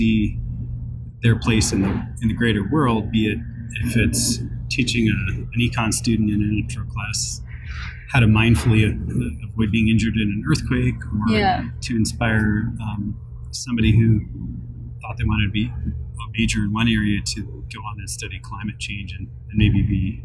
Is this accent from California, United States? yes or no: yes; Northern California, United States; moved away as an adult; also born or lived in Ohio / Wisconsin; Originally, I'm from Northern California